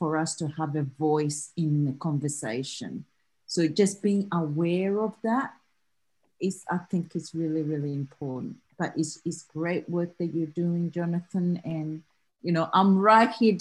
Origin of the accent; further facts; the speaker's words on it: Australia; accent: Australian; I'm talking to you from Australia, so my accent will be quite different to you all in back in US